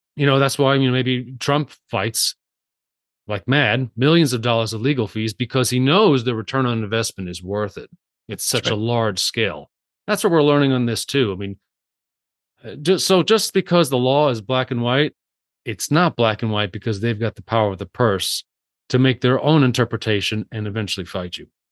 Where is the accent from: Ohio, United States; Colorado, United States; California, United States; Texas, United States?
Colorado, United States; Salida; in my hometown of Salida, Colorado